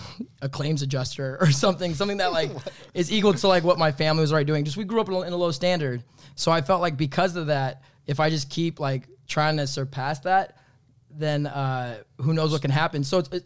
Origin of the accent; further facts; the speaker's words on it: Sacramento, California, United States; born there; So I was born in Sacramento, California.